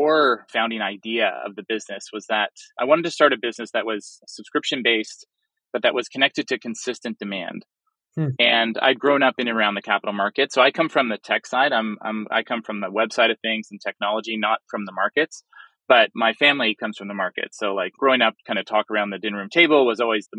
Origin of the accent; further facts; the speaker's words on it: Toronto, Ontario, Canada; I'm born and raised in Toronto